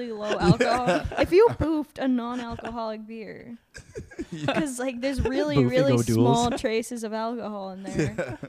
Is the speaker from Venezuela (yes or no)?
no; Texas, United States; I'm from Texas.